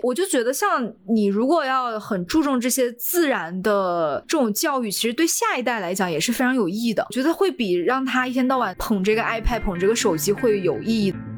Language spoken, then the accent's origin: Chinese; China; 我是中国人